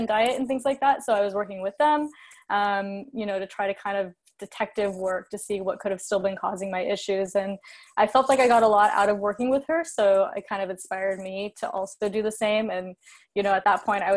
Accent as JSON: {"language": "English", "region": "California", "country": "United States", "tie": "born or raised there", "said": "I'm from California, lived on the West Coast my whole life"}